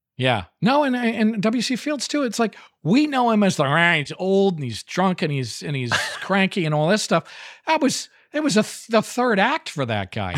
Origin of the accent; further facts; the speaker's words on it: New Haven, Connecticut, United States; I grew up in New Haven, Connecticut.